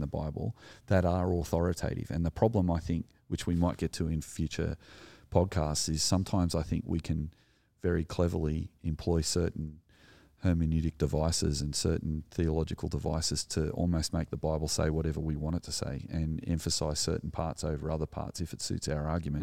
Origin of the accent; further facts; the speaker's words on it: Sydney, New South Wales, Australia; also born or lived in Narrandera, New South Wales; I grew up in the Sullen Shire, surrounded by A, A, Anglo people, and I didn't know any Aboriginal people growing up until we moved to the country in Narandra in New South Wales.